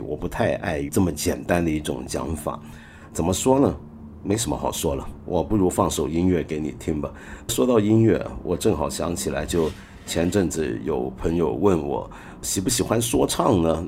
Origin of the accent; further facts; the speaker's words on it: China; 因为我们中国太大